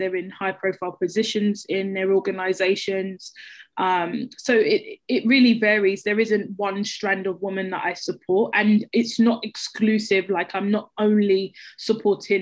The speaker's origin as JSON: {"language": "English", "region": "London", "country": "United Kingdom", "tie": "born or raised there", "said": "I grew up in Peckham"}